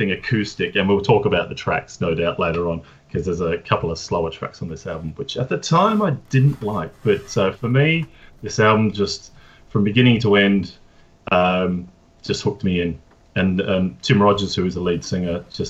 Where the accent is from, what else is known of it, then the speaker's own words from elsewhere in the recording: Adelaide, South Australia, Australia; moved away as an adult; now in London, United Kingdom; I am originally from Australia, from good old Adelaide as well.